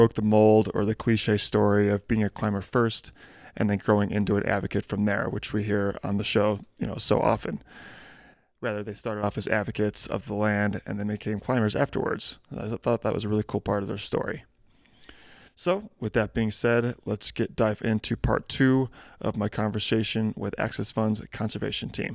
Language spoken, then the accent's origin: English; Midwest, United States; I'm from the Midwest as well